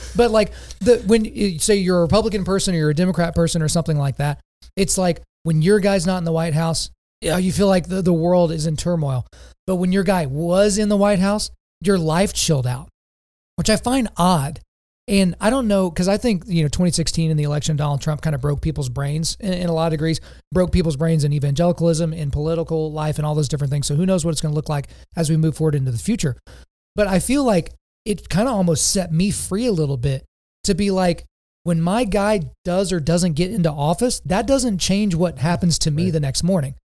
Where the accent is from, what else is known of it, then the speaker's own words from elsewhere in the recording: Lawton, Oklahoma, United States; as a kid growing up in Oklahoma